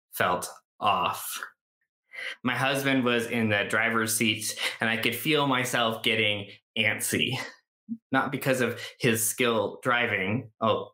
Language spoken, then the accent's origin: English; Canada; I grew up in Canada.